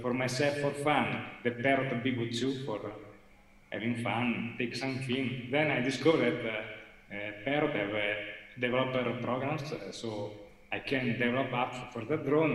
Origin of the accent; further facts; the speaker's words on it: Italy; English is a second language; I'm not a very good English speaker, and I'm from Italy, almost.